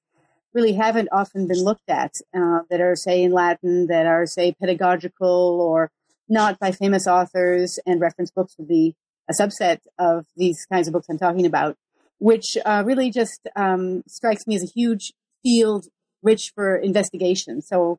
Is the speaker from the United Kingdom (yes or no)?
no; Geneva, Switzerland; And I grew up in Geneva, Switzerland, where the moment of greatest world historical significance was probably the 16th century.